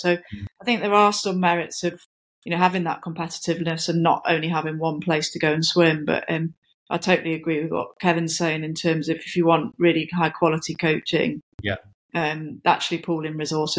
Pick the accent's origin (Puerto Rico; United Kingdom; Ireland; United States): United Kingdom; Nottingham, East Midlands; when I'm from Nottingham